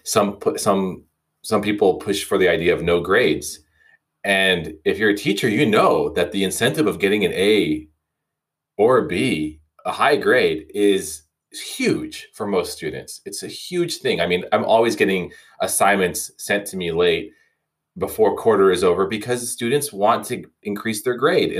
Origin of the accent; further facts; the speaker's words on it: United States; as an American